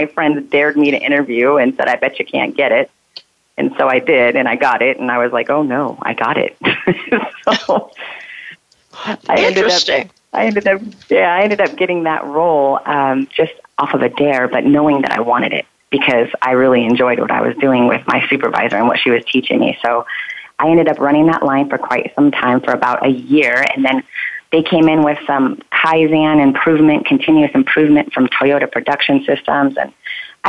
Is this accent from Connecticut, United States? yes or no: no; Los Angeles, California, United States; moved away as an adult; also born or lived in Arizona; I am from California. I was born and raised in California, Los Angeles